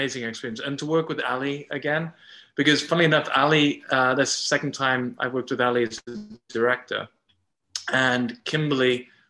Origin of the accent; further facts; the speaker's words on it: England, United Kingdom; accent: English; now in Canada; people see the English as being the accent that I'm putting on, but this is my normal accent.